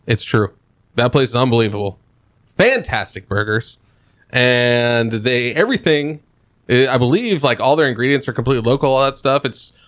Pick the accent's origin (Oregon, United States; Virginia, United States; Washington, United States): Oregon, United States; Portland; we're both from Portland.